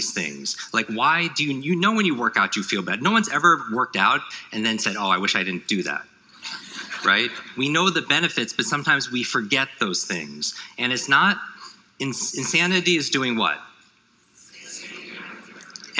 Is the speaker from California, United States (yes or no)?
no; New York, United States; I grew up in the Northeast, in New York